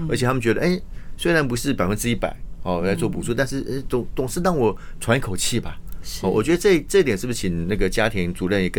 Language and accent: Chinese; Taiwan; 所以我是中华人，我是台湾中华人。我我们来台湾十一代哦，就是土生土长的